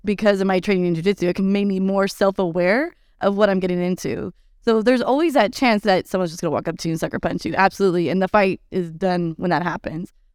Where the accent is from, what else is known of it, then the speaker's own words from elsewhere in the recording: Texas, United States; I'm from the Lone Star State, so we eat tacos all day, every day